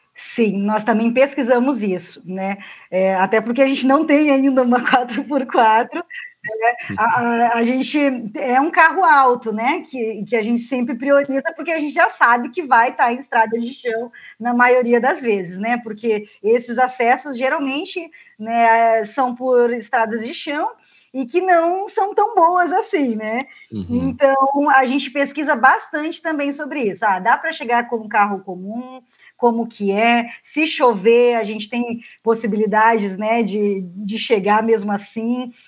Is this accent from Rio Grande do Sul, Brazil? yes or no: no; Paraná, Brazil; sou paranaense, na verdade, né? Minha família é do Paraná